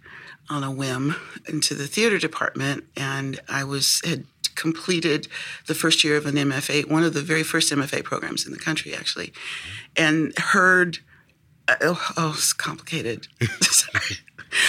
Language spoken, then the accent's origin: English; Sacramento, California, United States; born or raised there; now in Washington, D.C., United States